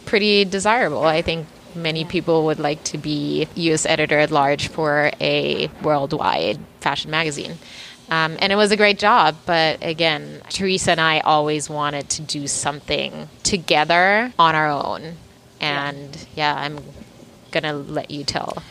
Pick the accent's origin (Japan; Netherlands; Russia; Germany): Germany; now in New York City, United States; we we grew up in Germany, and our mom was one of the the pioneers, kind of in our in our town, in our small community where where we grew up